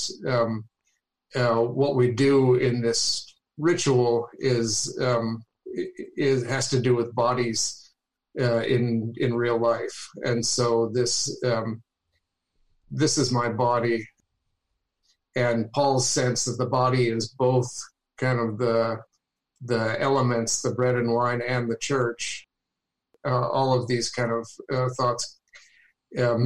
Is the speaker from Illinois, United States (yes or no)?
yes; Chicago, Illinois, United States; Born and raised near Chicago